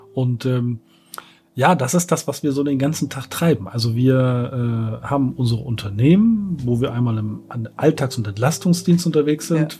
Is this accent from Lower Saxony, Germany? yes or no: no; Berlin, Germany; ich komme aus Berlin, bin hier geboren